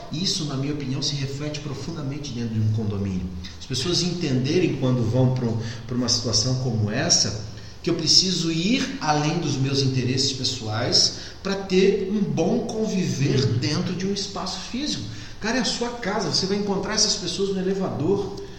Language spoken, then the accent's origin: Portuguese; Florianópolis, Santa Catarina, Brazil; sou manezinho, sou de Florianópolis